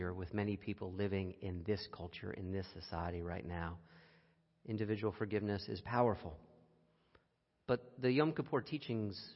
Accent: United States; as an American

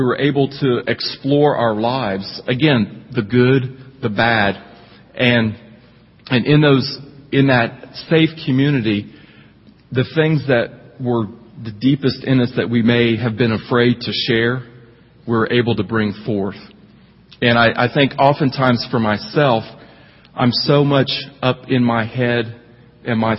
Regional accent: Indiana, United States; accent: twangy; moved away as an adult; also born or lived in Bowling Green, Kentucky; I'm actually from Indiana. I grew up in Indiana, but somehow, some way, where I grew up, were very twangy, so that's where the accent came from

